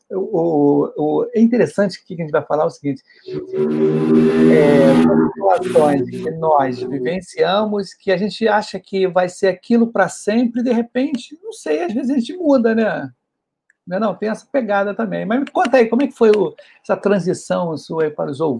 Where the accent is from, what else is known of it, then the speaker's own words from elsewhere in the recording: São Paulo, Brazil; eu sou de São Paulo, capital, aqui capital. da Moca.